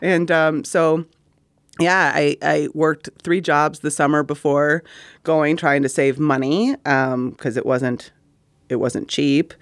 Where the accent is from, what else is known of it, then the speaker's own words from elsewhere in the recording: Middleton, Wisconsin, United States; we're two people from Middleton, Wisconsin